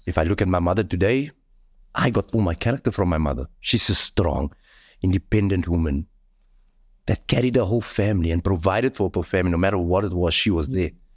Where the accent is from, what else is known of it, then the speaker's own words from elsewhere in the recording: Cape Town, Western Cape, South Africa; the community where I come from. I come from Mitchells Plain.